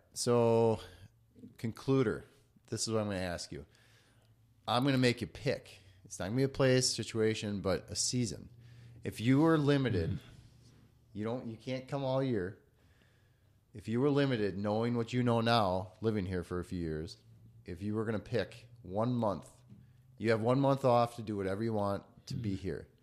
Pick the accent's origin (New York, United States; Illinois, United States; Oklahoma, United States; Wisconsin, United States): Wisconsin, United States; moved away; also born or lived in western North Dakota / Denver; I left Wisconsin out of state for 10 years